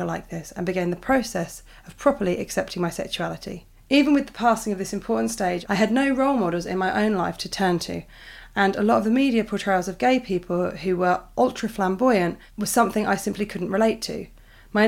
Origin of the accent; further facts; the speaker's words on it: United Kingdom; I'm British